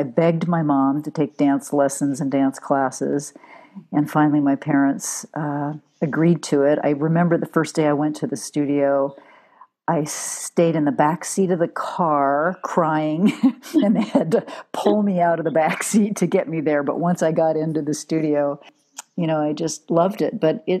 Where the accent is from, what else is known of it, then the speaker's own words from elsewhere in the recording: Southern California, United States; I grew up in Southern California